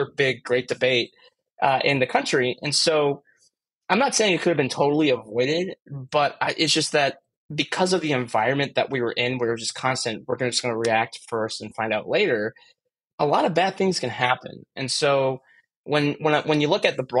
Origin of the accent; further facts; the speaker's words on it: Chicago, Illinois, United States; I'm from the Chicago area